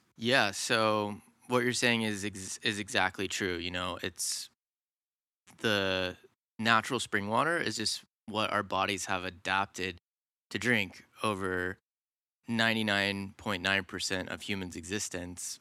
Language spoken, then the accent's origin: English; suburbs north of Atlanta, Georgia, United States; I grew up, uh, in the suburbs, about an hour north of Atlanta, Georgia.